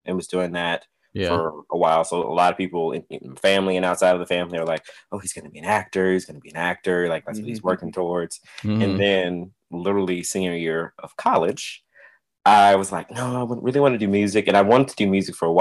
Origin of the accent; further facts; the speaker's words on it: Atlanta, Georgia, United States; now in New York, United States; I'm from Atlanta